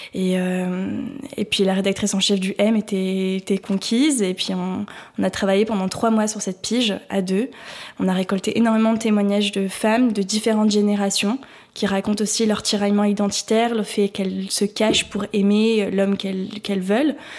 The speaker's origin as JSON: {"language": "French", "country": "France", "said": "en tant que Français, Française, euh, née dans les années 2000"}